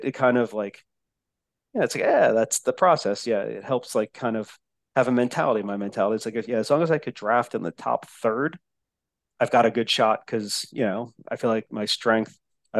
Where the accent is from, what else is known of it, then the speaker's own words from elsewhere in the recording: New Jersey, United States; accent: Jersey; also born or lived in Texas; my accent's way worse anyway. my mongrel like Jersey. Then moved to Texas and being in Texas for 12 years accent.